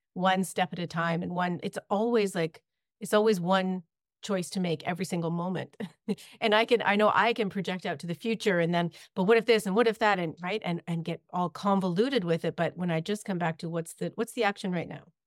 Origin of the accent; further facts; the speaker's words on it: Ontario, Canada; moved away as an adult; now in British Columbia, Canada; I grew up in Ontario